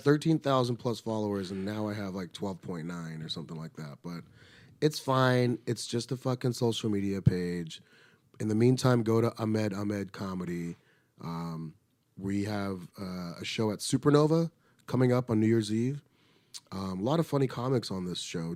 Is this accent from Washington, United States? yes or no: no; Riverside, California, United States; I grew up in Riverside, California